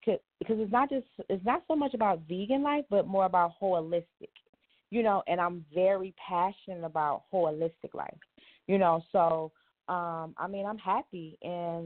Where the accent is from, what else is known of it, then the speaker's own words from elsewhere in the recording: Detroit, Michigan, United States; moved away; also born or lived in Atlanta / New York / Las Vegas / California; I'm from Detroit. But I've lived in Atlanta, New York, Vegas, and California